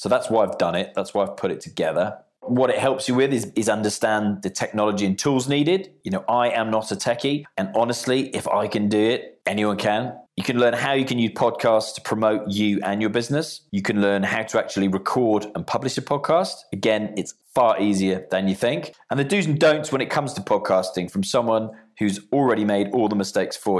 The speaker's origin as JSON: {"language": "English", "town": "Bournemouth", "region": "South West England", "country": "United Kingdom", "tie": "born or raised there", "said": "here in my hometown of Bournemouth"}